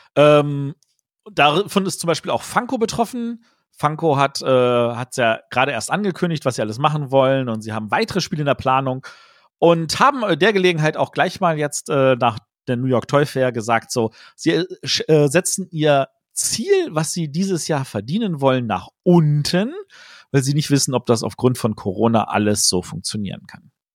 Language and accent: German; Germany; als Deutsche